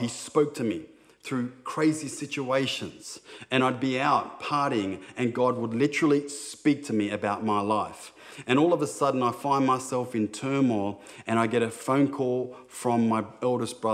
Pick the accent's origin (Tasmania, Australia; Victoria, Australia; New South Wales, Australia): New South Wales, Australia; Sydney; growing up in Sydney, it was pretty tough at times